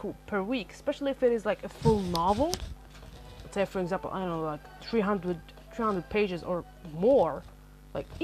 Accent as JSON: {"language": "English", "country": "Algeria", "first_language": "Arabic", "second_language": "English", "said": "I am an Algerian in base, my first language is actually Arabic"}